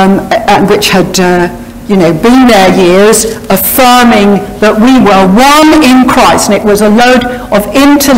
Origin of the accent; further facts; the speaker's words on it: Harrow, London, United Kingdom; also born or lived in Wales; I grew up in the Harrow area and came here when I was a youngster